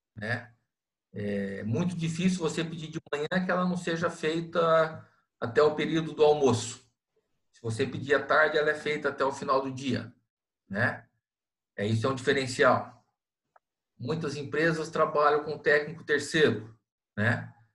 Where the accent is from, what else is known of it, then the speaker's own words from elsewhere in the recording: Londrina, Paraná, Brazil; now in Itapoá, Brazil; Eu morava em Londrina, sou natural de Londrina, e quando mudei para Itapoá